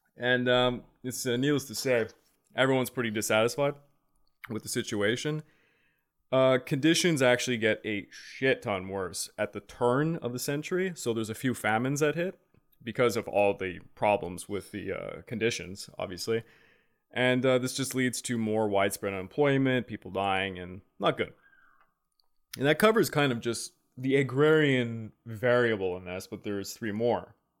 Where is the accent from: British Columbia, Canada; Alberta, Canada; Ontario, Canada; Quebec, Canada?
Quebec, Canada; we're from Quebec, we learned this in high school